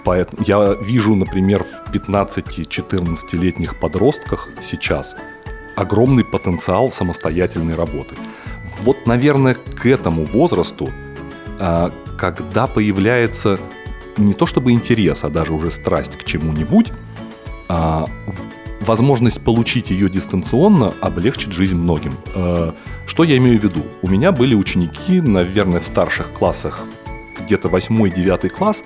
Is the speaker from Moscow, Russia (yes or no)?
no; Saint Petersburg, Russia; я из Петербурга